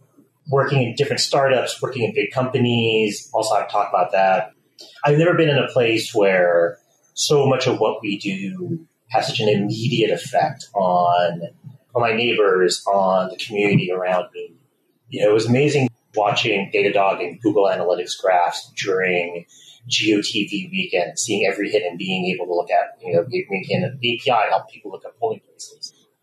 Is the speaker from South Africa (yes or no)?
no; Canada; moved away as an adult; also born or lived in California; now in Boston, United States; I grew up in Canada. Wound up really loving Canada itself, but my family wanted to live in the States long term. So when they moved down to California after I finished high school, I chose to go to school in Boston